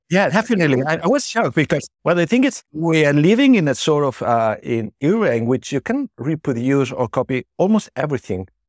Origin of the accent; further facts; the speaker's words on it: Barcelona, Catalonia, Spain; moved away as an adult; also born or lived in Bilbao; I was born in Barcelona. So I was trained in, in Barcelona, the Hospital del Mar